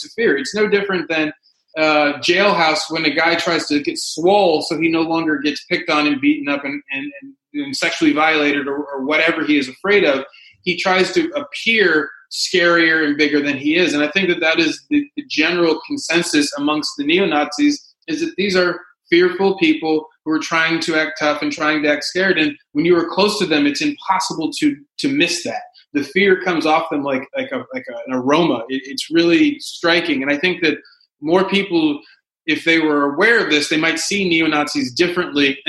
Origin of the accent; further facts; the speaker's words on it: the South, United States; now in Los Angeles, United States; I grew up in the South.